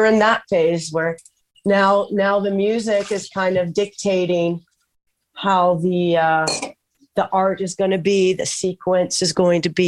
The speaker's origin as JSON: {"language": "English", "region": "Southern California", "country": "United States", "tie": "born or raised there", "also_born_or_lived": "Mar del Plata, Argentina", "said": "I'm actually from Southern California. I've been here 40 years plus"}